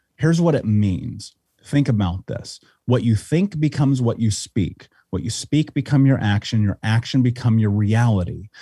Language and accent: English; Indianapolis, Indiana, United States; I grew up in Indianapolis